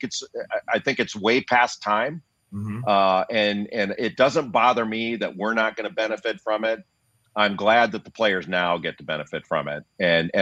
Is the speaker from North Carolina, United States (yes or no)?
no; Los Angeles, California, United States; I grew up in Los Angeles